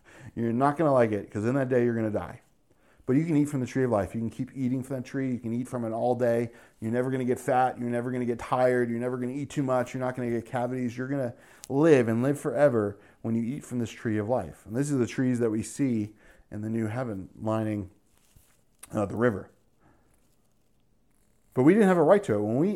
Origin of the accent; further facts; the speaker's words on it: New Jersey, United States; also born or lived in New York; growing up in New Jersey and New York, New York City was commonplace to us